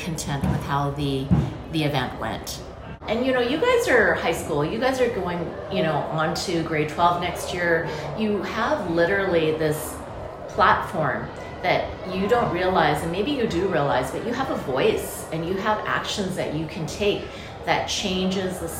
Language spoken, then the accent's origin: English; Canada; I was born and raised in Canada